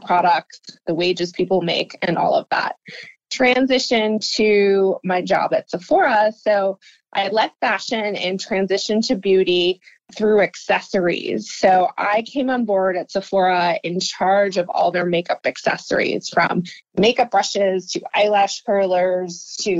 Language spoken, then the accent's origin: English; New Jersey, United States; moved away as an adult; now in San Francisco, United States; I grew up in New Jersey and I came out to San Francisco about 16 years ago to get my master's